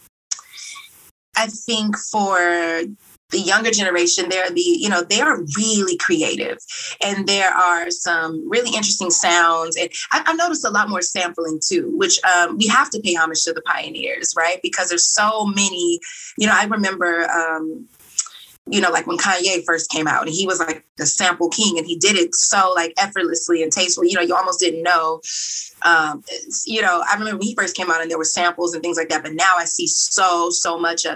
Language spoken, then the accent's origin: English; Texas, United States; I'm from Texas